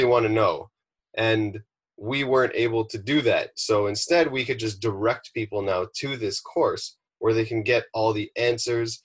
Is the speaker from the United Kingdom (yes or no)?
no; Ontario, Canada; moved away as an adult; also born or lived in British Columbia; now in Malibu, United States; We drove across Canada from Ontario, settled there